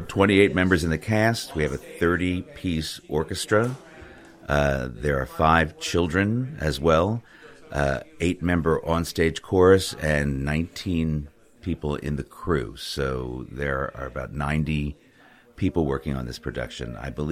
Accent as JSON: {"language": "English", "town": "Asbury Park", "region": "New Jersey", "country": "United States", "tie": "born or raised there", "moved": "as an adult", "lives_now": "Netherlands", "said": "I come from the United States, New Jersey. And I've grew up in the area where I still have a house in Asbury Park on the Jersey Shore"}